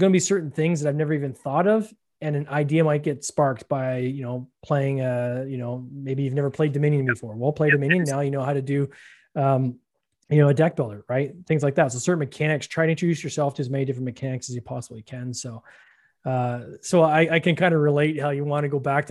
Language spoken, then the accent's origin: English; Canada; I'm Canadian